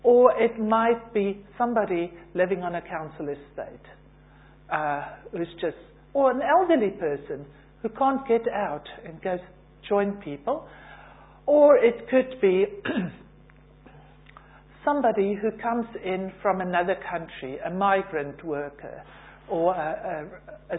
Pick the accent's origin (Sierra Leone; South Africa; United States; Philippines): South Africa; moved away as an adult; now in United Kingdom; originally from South Africa, came here 25 years ago on holiday, and I'm still on holiday